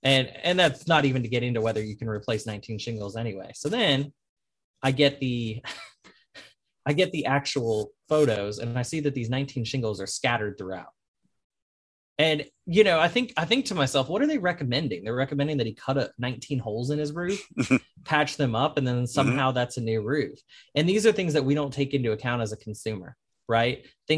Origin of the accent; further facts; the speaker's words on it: New Orleans, Louisiana, United States; I'm from New Orleans. We don't really have a lot of baseball, and New Orleans typically hates people from Atlanta